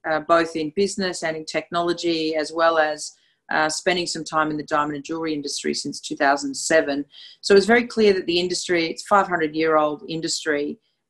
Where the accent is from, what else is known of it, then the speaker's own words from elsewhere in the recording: Australia; accent: Australian; also born or lived in Brisbane, Australia / London; My accent is very clear. It's from Australia. So I'm broadcasting from my home in Brisbane.